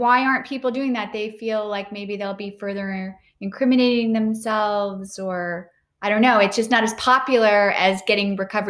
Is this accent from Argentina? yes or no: no; Ireland; I'm Irish. So there you go.